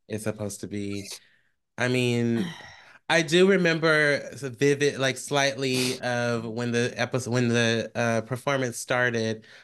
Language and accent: English; Bay Area, California, United States; I am from the Bay Area.